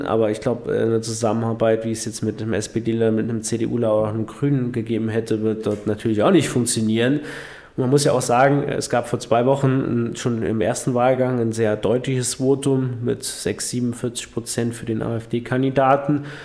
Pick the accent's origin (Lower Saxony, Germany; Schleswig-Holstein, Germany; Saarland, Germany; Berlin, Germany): Saarland, Germany; bei uns im Saarland